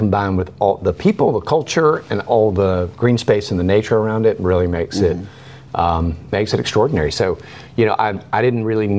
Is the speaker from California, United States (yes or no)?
no; Chattanooga, Tennessee, United States; also born or lived in New York; I grew up in North Chattanooga, so I know North Chattanooga like the back of my hand.